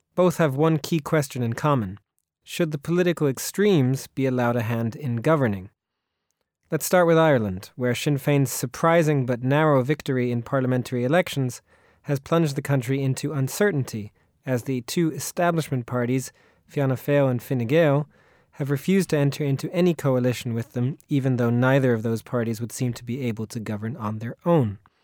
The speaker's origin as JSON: {"language": "English", "country": "Austria", "said": "comes from my home country of Austria"}